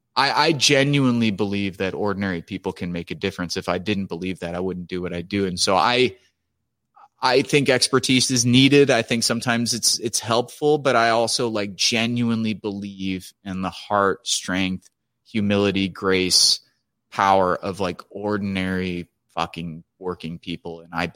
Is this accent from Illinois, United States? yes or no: yes; Chicago, Illinois, United States; I come from a big Italian family, and we're from Chicago